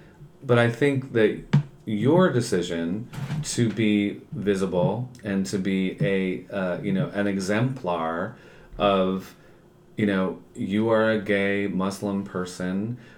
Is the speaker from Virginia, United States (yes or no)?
no; New York, United States; I'm from New York.